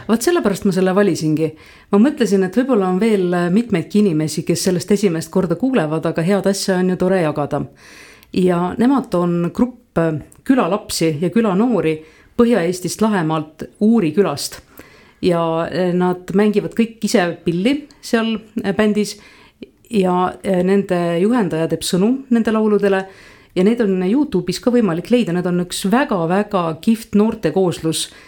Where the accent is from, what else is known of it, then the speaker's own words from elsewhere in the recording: Põltsamaa, Jõgeva County, Estonia; moved away; kust ma olen pärit, siis ma tavaliselt ikkagi jõuan Põltsamaani välja oma jutuga, ma olen eh, käinud siin koolis ja meie pere elas Kaarli mõisas